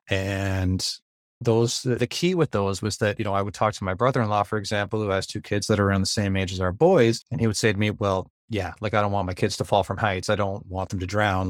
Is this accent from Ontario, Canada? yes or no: yes; Ontario, Canada; I'm from Ontario, Canada, and I'm a teacher and musician up here